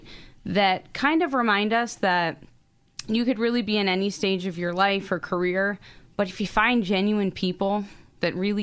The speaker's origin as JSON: {"language": "English", "town": "North East", "region": "Pennsylvania", "country": "United States", "tie": "born or raised there", "said": "I grew up in Northeast."}